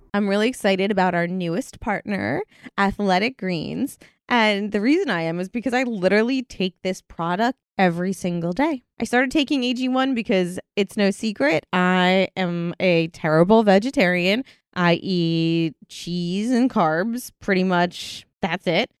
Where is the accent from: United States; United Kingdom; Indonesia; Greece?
United Kingdom; I'm from Britain